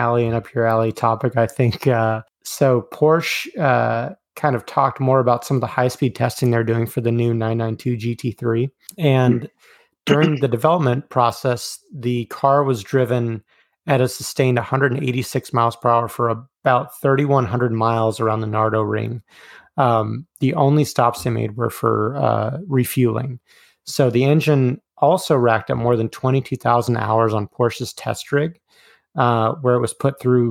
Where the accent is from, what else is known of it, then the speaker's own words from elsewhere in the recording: Oklahoma, United States; Growing up in Oklahoma